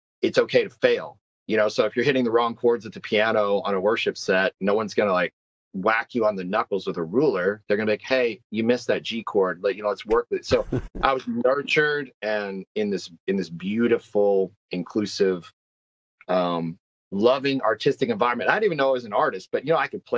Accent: Texas, United States; now in Nashville, United States; I'm born in the South, born, raised in the South. I'm a Texan.

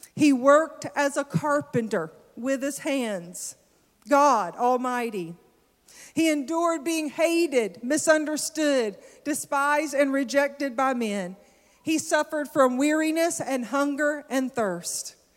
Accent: the South, United States; I'm from the South

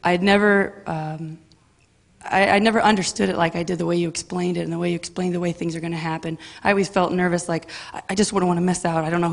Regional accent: Pasadena, California, United States; now in Diamond Bar, United States; I was born and raised in Pasadena, California.

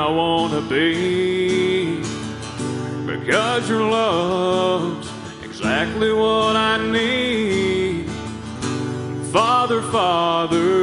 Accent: Texas, United States; growing up in Texas, you know, it's not uncommon for there to be pastures everywhere

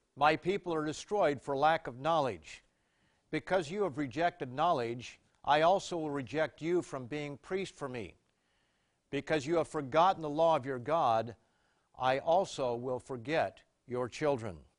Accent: Canada; I was a visitor from Canada

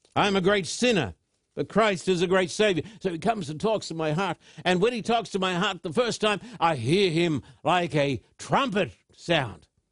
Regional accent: Thousand Oaks, California, United States; my hometown of Thousand Oaks

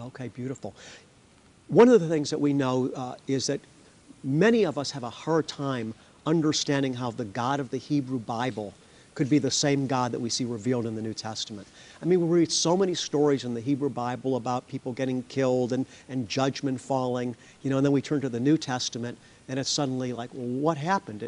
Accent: United States; as an American

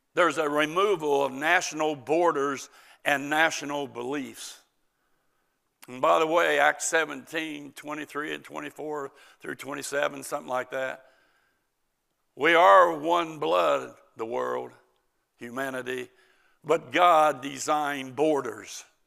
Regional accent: United States; As an American, tolerance, but as a Christian

